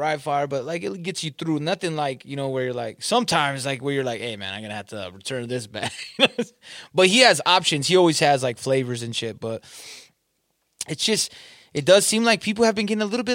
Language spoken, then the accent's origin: English; Southern California, United States; moved away; I'm from Southern California